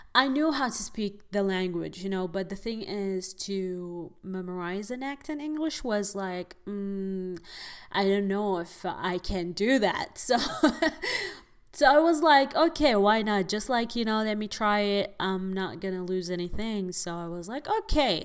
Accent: Abu Dhabi, United Arab Emirates; moved away as an adult; now in Los Angeles, United States; I am originally from United Arab Emirates, Abu Dhabi

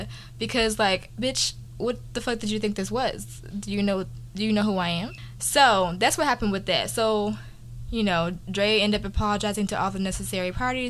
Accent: Texas, United States; moved away; I'm from Texas, y'all.

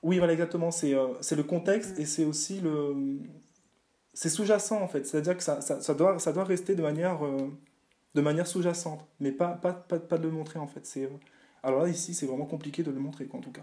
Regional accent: Réunion; je viens de la Réunion

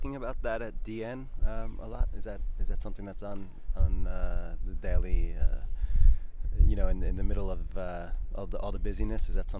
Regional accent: United States; moved away; I'm from America.

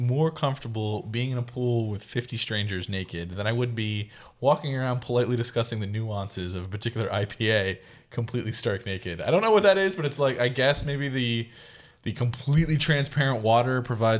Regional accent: Central Pennsylvania, United States; as a Central Pennsylvanian

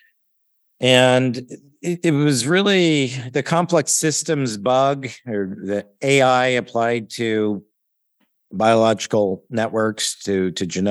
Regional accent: Ontario, Canada; also born or lived in Toronto / Oakville / Sarnia / London, Ontario; So I grew up in Ontario, Canada, born in Toronto and grew up in smaller cities west of there, Oakville, Ontario, Sarnia, Ontario, right on the border with Michigan, and then London, Ontario

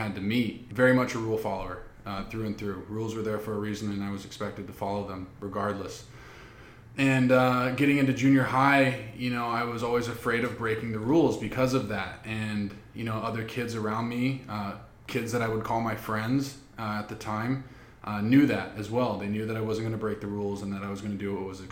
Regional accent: Seattle, Washington, United States; moved away; originally I was born and raised in the Seattle, Washington area

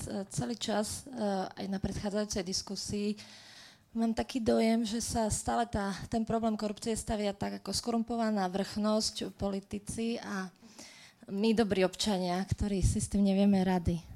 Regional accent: Slovakia; sme proste Slováci zvyknutí takto žiť

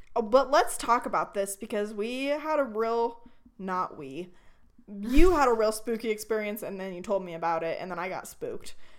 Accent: Northern California, United States; now in Idaho, United States; we grew up in Northern California

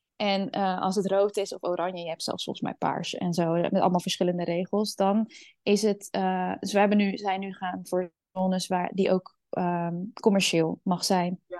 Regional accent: Netherlands; Ik ben opgegroeid in Nederland.

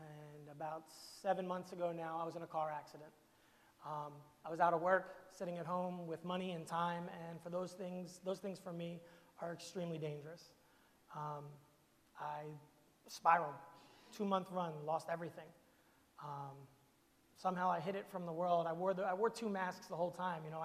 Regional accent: Camden, New Jersey, United States; I'm from Camden, New Jersey

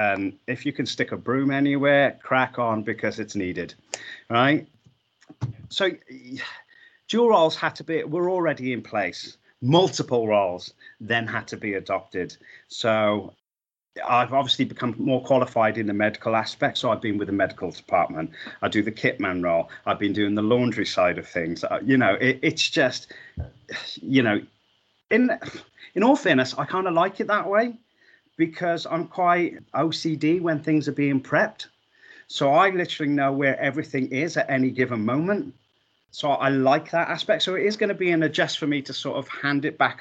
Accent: Wales, United Kingdom; I'm a Welsh boy. So rugby was, you know, force-fed to me in school and, you grow up with it.

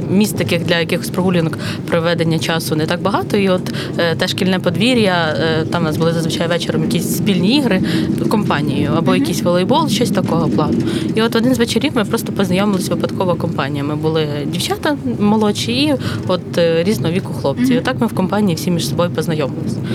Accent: Koziatyn, Vinnytsia Oblast, Ukraine; moved away as an adult; also born or lived in Kyiv; Вінницька область, місто Козят.

